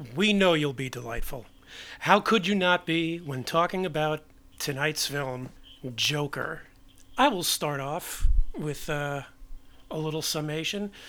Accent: New York City, New York, United States; I was born and raised in New York

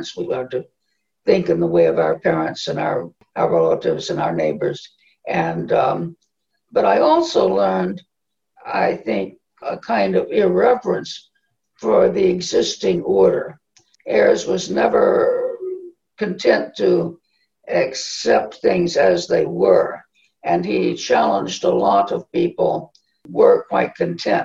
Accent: Southwest Texas, United States; moved away; also born or lived in Tennessee; I grew up in Southwest Texas in a very, very, very small town

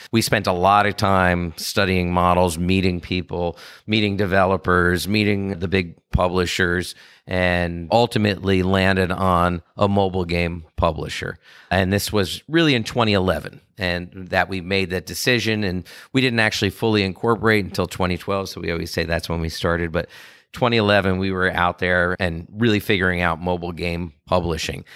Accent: Washington, District of Columbia, United States; I grew up in D C, and I was in the city, and it was a great place to grow up.

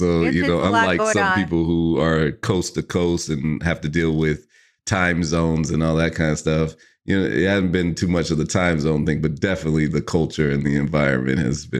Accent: California, United States; obviously we're both from the Bay. We met in Oakland, and so to, you know, I have always had this need to go back just to get like replenished on the vibe.

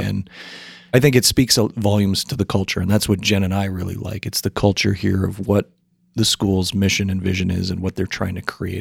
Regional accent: New Hampshire, United States; I was born and raised up in New Hampshire

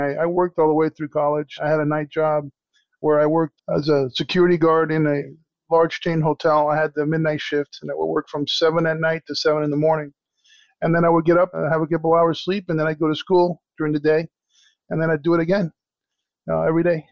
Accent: Miami, Florida, United States; also born or lived in Cuba / Cherry Hill, New Jersey; I'm originally born in Cuba, came to the United States in 1963, raised in Miami, Florida. I'm a Miami boy

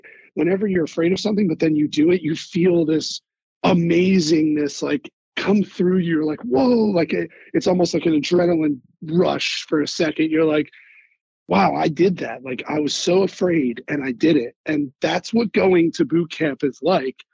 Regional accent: Philadelphia, Pennsylvania, United States; I'm from Philadelphia

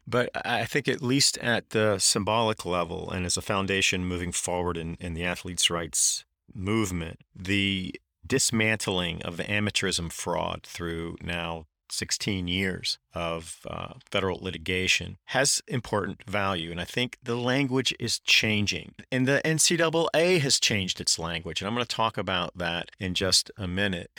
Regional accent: Durham, North Carolina, United States; I grew up in Durham, North Carolina, which is ground zero for big tobacco.

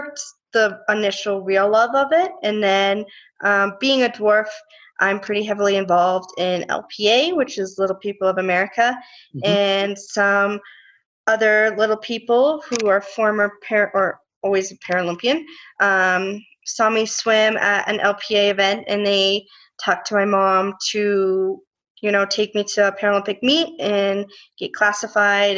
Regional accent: Colorado, United States; growing up in Colorado

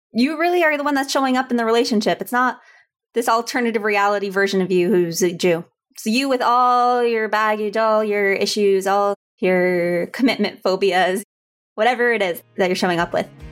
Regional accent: Houston, Texas, United States; I grew up in Houston, Texas

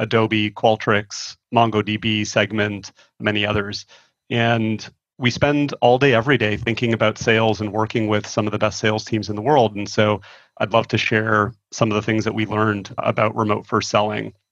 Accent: Toronto, Ontario, Canada; moved away; I'm originally from Toronto

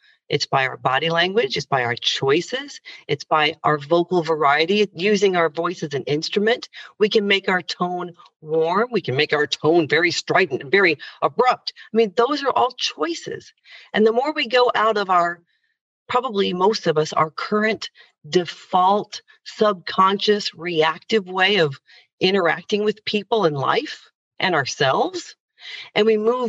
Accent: Indiana, United States; But growing up in Indiana, as a young girl who actually wanted to, at the time in the early 80s when I was growing up

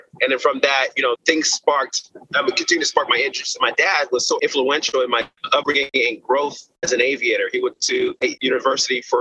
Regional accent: Austin, Texas, United States; I was born in Austin, Texas

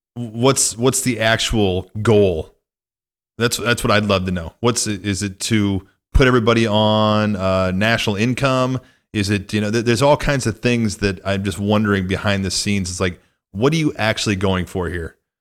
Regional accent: northwest Illinois, United States; moved away; my hometown and my stomping grounds

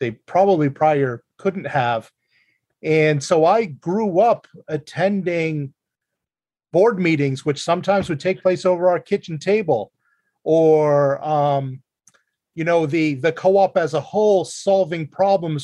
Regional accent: Meredith Center, New Hampshire, United States; now in Ashland, United States; I also am proudly from Meredith Center, New Hampshire.

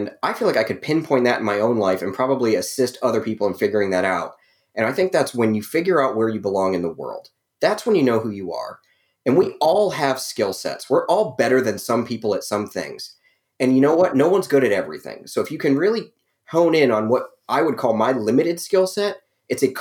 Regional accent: Ohio, United States; moved away as an adult; also born or lived in Las Vegas, Nevada / Los Angeles, California; now in Atlanta, United States; I was born in Ohio.

